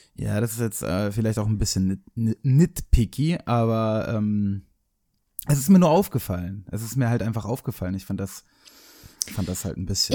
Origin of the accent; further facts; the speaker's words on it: Hamburg, Germany; ich bin nicht aus Berlin, sondern aus Hamburg